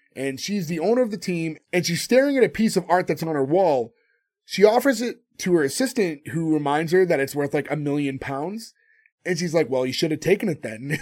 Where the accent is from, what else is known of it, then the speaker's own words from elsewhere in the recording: United States; I grew up in America